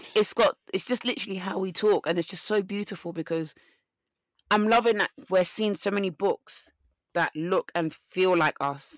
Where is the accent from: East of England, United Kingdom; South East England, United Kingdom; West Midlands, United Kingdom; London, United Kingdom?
East of England, United Kingdom; Essex; I'm from Essex because of my accent